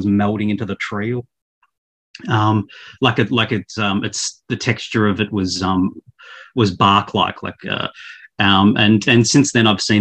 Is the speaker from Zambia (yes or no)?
no; Australia; also born or lived in Victoria, Australia; I'm an Australian. I live in Victoria, the state of Victoria.